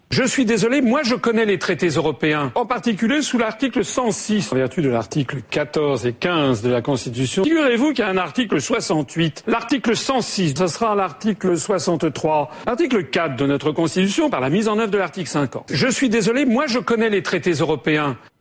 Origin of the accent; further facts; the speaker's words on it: France; je suis français.